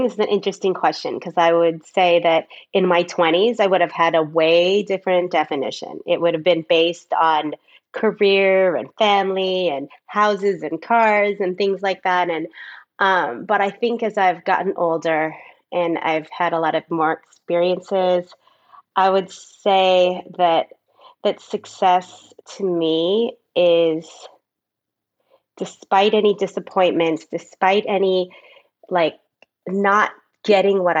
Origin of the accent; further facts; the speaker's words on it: Southern California, United States; I grew up in Southern California.